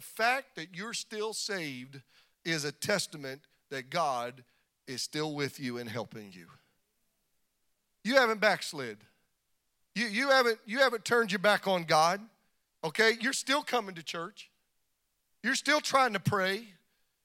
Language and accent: English; Kansas, United States; I was born in Kansas. Ain't no walls out there